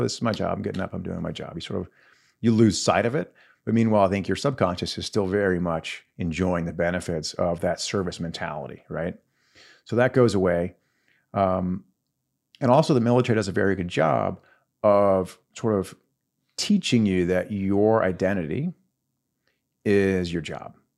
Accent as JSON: {"language": "English", "town": "Longview", "region": "Texas", "country": "United States", "tie": "born or raised there", "said": "pretty typical Texas kid. I grew up in Longview, so northeast Texas, just outside the city"}